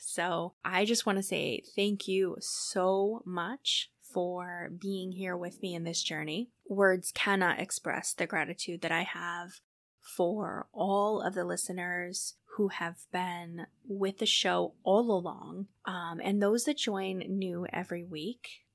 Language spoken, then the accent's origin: English; New Hampshire, United States; moved away as an adult; also born or lived in San Diego / Iowa / Minnesota; I ended up moving back to my home state of New Hampshire